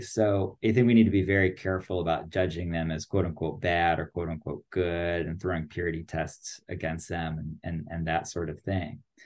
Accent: United States; I'm American

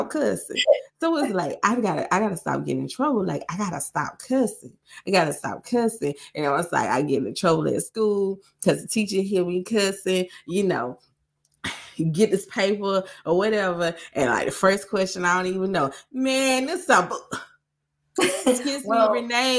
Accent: Greenwood, South Carolina, United States; accent: Greenwood; now in Nashville, United States; I am from Greenwood, South Carolina. We are very, very country. So guess what? I have my professional voice. I have my semi-professional voice. And then I got all the way Greenwood

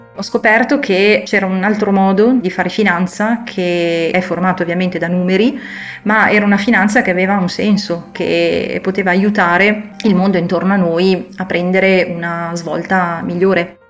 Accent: Sesto San Giovanni, Lombardy, Italy; Io sono cresciuta a Sesto San Giovanni, che è una grande città alle porte di Milano

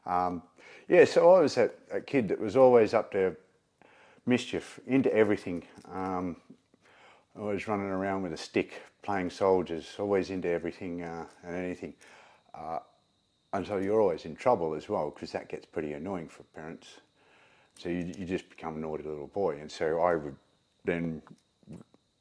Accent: Melbourne, Victoria, Australia; also born or lived in rural Australia; I was born in Melbourne and pretty much taken out of the hospital and plonked on a horse. Even though we lived in suburbs of Melbourne, we moved to the country after a few years

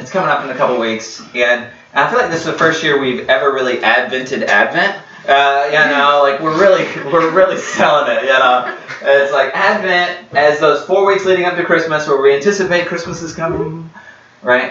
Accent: United States; I'm an American

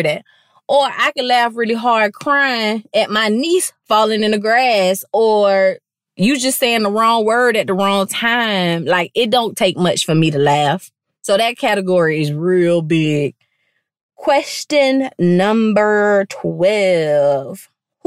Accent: Palm Beach, Florida, United States; I'm from Palm Beach

